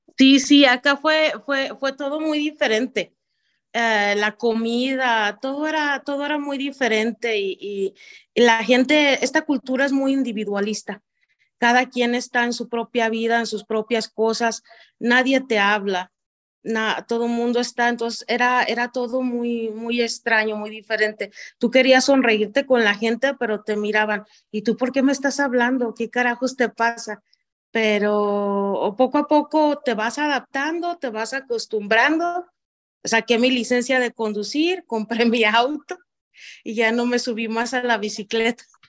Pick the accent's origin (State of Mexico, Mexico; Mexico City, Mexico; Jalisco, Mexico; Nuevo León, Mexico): Jalisco, Mexico; Zapotlán el Alto; first language Spanish; moved away as an adult; now in United States; nací en Zapán, el Alto Jalisco, en México. Ah, nací nací, crecí en el mismo lugar